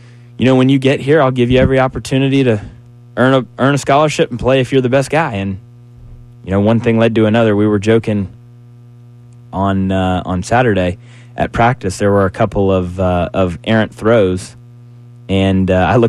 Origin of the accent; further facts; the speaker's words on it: Jacksonville, Florida, United States; moved away as an adult; also born or lived in Ponte Vedra, Florida; now in Columbia, United States; I'm from Jacksonville